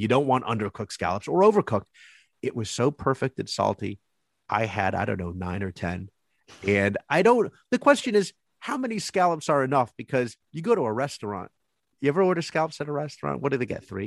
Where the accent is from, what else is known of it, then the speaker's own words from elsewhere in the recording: New Jersey, United States; I'm from Jersey